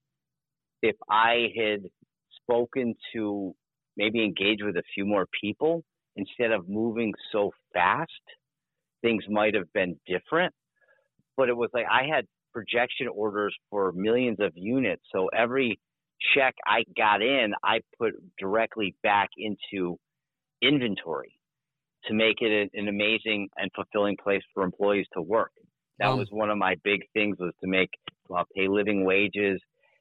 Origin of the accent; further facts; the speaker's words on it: United States; especially as Americans, especially as American men